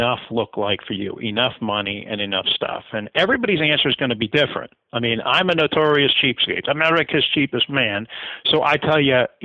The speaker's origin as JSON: {"language": "English", "region": "the rural Midwest", "country": "United States", "tie": "born or raised there", "said": "I grew up in the rural Midwest, lower income family"}